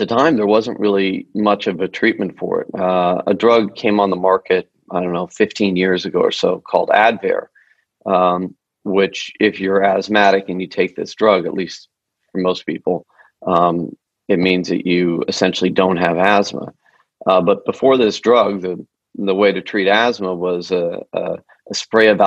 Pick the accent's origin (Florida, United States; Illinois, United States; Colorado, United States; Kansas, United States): Colorado, United States; Denver; also born or lived in Boulder; I grew up in Denver